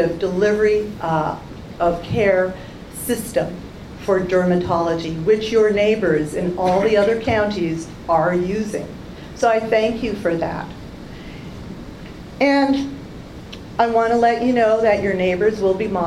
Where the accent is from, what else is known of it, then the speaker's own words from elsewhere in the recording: Canada; now in United States; I'm a Canadian